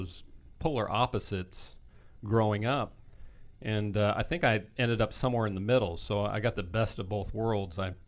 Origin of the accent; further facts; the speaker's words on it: Denver, Colorado, United States; also born or lived in Hawaii; I was born in Hawaii, moved to Denver, Colorado at the age of 7